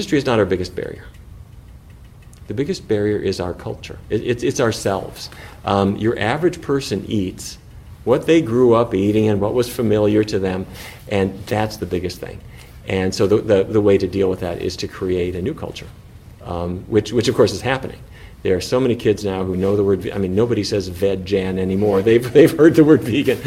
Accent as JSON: {"language": "English", "region": "North Dakota", "country": "United States", "tie": "born or raised there", "said": "the industry that I grew up with in North Dakota"}